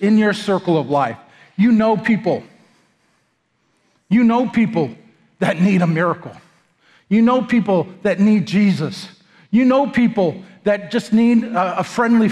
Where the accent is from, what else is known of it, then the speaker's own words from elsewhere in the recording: United States; moved away; also born or lived in Texas; I'm some whitey from America